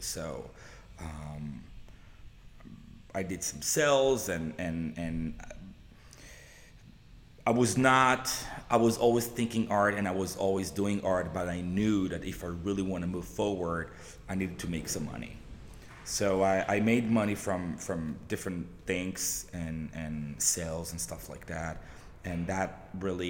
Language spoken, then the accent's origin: English; Jerusalem, Jerusalem District, Israel; moved away as an adult; now in Los Angeles, United States; I was born and raised in Israel, in Southeast Jerusalem